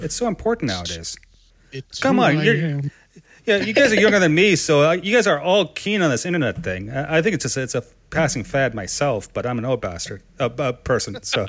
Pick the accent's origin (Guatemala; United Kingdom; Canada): Canada; accent: Canadian; my Canadian accent and my slight speech impediment